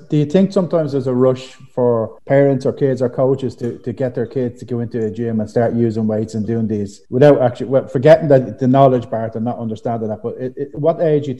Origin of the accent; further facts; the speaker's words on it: Dublin, Leinster, Ireland; I even remember myself growing up in Finglas.